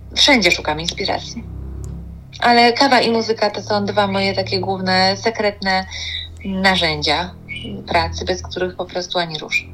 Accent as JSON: {"language": "Polish", "town": "Kraków", "region": "Lesser Poland", "country": "Poland", "tie": "born or raised there", "said": "wychowałam się, dorastałam od pierwszych dni życia y, na Placu Mariackim w Krakowie"}